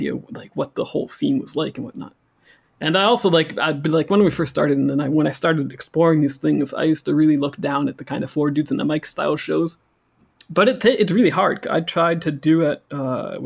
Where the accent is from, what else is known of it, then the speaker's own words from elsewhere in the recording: United States; moved away as an adult; now in France; I'm an American. I grew up in the States, but since I've been about 18, 19 years old, I've probably lived. At least I've lived more outside the States than I have inside the States